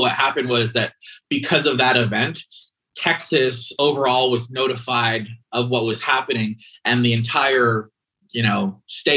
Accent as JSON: {"language": "English", "country": "Canada", "tie": "born or raised there", "said": "growing up as a Canadian"}